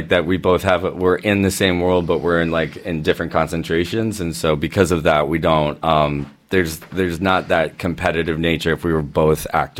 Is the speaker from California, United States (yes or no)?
yes; Orange County, California, United States; moved away as an adult; also born or lived in Long Beach, California; now in New York, United States; I grew up in Orange County, California.